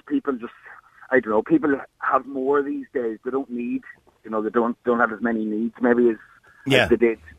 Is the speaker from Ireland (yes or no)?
yes; Ireland; Well, I'm originally from Ireland